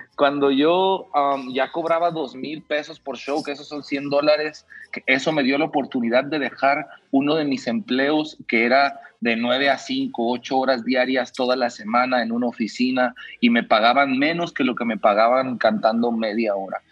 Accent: Mexico; yo como mexicano

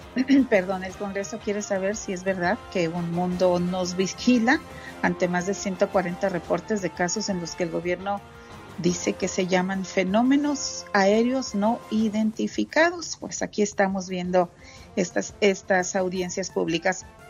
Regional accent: Monterrey, Nuevo León, Mexico; De, Monterrey, Nuevo León

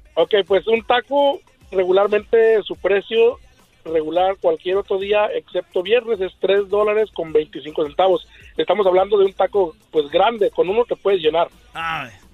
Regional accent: Mexico; also born or lived in Michoacán; now in Anaheim, United States; originario Zacatecas y Michoacán

